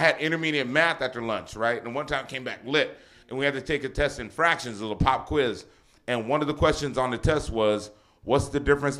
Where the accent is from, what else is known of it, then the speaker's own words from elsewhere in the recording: Los Angeles, California, United States; I grew up in San Gabriel Valley in L.A.